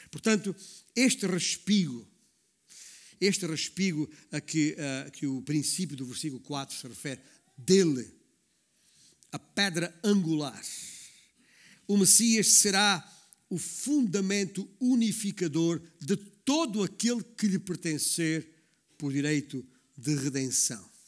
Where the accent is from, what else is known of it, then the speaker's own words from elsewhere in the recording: Baixo Alentejo, Portugal; a província onde eu, onde eu nasci, o Baixo Alentejo